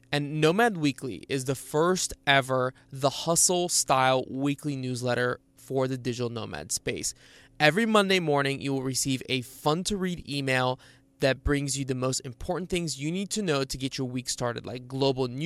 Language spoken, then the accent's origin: English; Bulgaria; born there; I was born in Bulgaria, and uh, you know, people are always surprised when I don't have an accent.